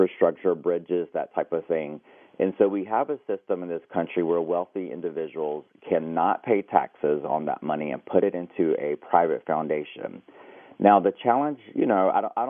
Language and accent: English; United States; being Native American.